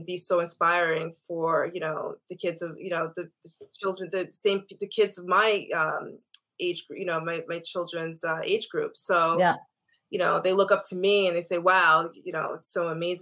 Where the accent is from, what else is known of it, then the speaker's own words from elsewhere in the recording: Long Island, New York, United States; I grew up in Long Island in an all-white Jewish area.